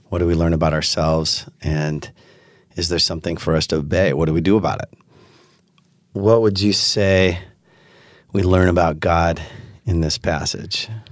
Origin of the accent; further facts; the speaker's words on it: Pacific Northwest, United States; also born or lived in West Michigan; now in Holland, United States; I grew up in the Pacific Northwest